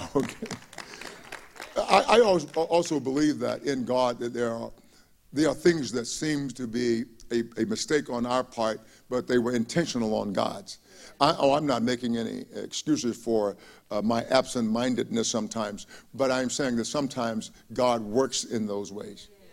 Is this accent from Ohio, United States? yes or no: no; Palestine, Texas, United States; moved away; my hometown of Palestine, Texas